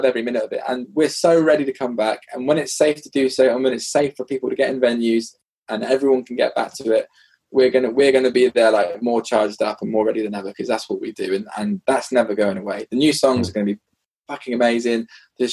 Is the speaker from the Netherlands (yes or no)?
no; United Kingdom; I remember being really British